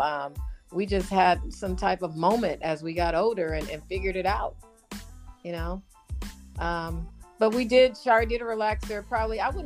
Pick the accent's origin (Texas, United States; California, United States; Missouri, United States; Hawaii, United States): California, United States; Los Angeles; We were born and raised in Los Angeles